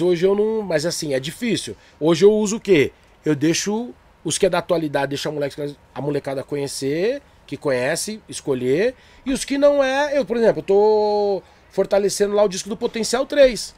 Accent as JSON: {"language": "Portuguese", "town": "Diadema", "region": "São Paulo", "country": "Brazil", "said": "sou de Diadema"}